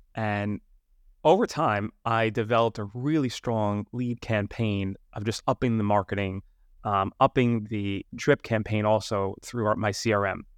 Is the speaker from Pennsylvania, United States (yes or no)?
no; New York City, New York, United States; moved away; I'm from Staten Island, New York.